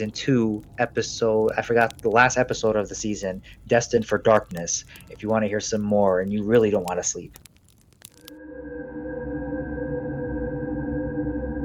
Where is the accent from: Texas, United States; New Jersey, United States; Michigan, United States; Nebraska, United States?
Michigan, United States; Detroit; moved away; We're originally from Detroit